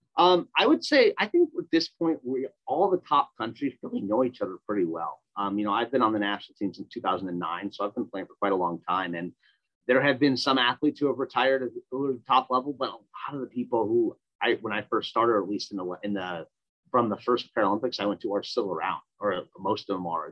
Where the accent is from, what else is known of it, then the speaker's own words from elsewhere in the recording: Minnesota, United States; I grew up in Minnesota.